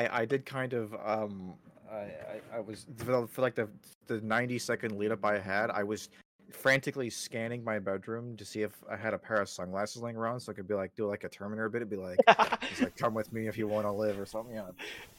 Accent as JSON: {"language": "English", "country": "Canada", "said": "I'm a Canadian."}